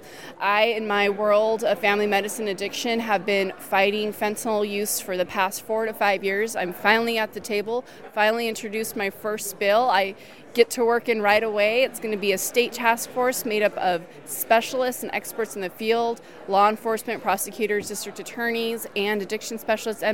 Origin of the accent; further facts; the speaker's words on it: Delano, California, United States; I grew up in Delano.